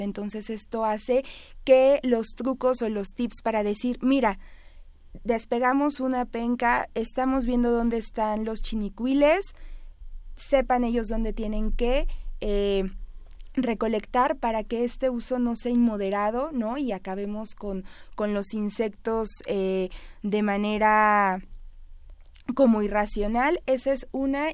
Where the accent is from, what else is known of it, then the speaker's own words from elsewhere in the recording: Mexico; como mexicano